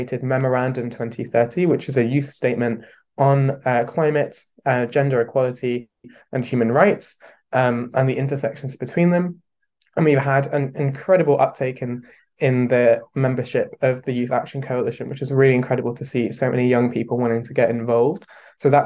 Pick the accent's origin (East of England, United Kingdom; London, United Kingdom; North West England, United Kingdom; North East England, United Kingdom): London, United Kingdom; I'm 18 year old and I'm from London.